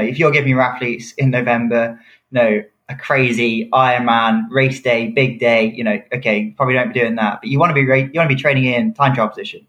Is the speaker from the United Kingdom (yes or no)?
yes; United Kingdom; I'm a British athlete